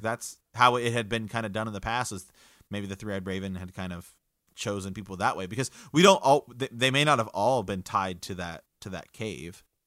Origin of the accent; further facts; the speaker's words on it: Ohio, United States; we're from the Kingdom of Ohio